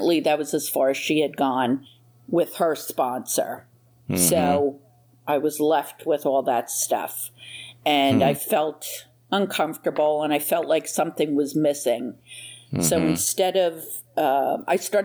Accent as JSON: {"language": "English", "region": "New Jersey", "country": "United States", "moved": "as an adult", "lives_now": "Florida, United States", "said": "I'm originally from New Jersey, and I've been in Florida just about 2.5 years."}